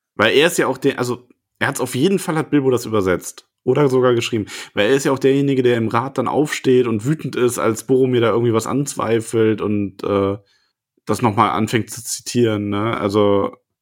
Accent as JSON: {"language": "German", "town": "Solingen", "region": "North Rhine-Westphalia", "country": "Germany", "said": "ich bin überhaupt nicht aus dem Ruhr. Ich bin aus Solingen, das ist nicht Ruhrpott"}